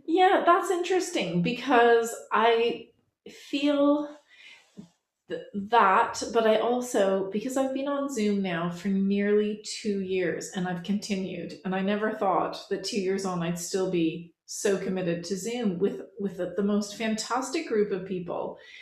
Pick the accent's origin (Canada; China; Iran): Canada; moved away as an adult; now in England; I'm a Canadian that lives in England. I've lived here for a couple decades now